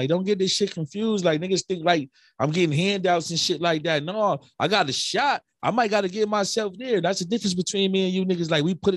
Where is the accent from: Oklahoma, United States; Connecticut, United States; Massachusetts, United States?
Connecticut, United States; Hartford; I'm from the North End